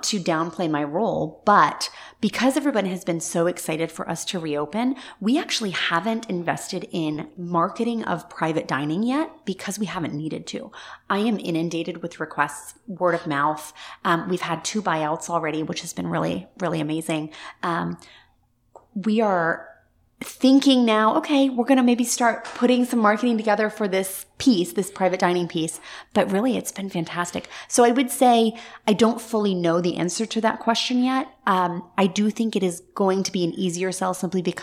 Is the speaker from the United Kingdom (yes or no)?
yes; Scotland, United Kingdom; now in Central Florida, United States; I was born in Scotland and a very large part of my heart and soul still feels like it lives in Scotland. We bought a home there maybe about 4 years ago in the town that I grew up in.